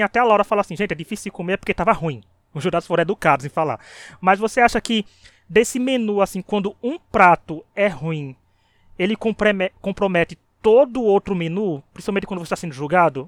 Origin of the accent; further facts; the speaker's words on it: Paraíba, Brazil; eu sou da Paraíba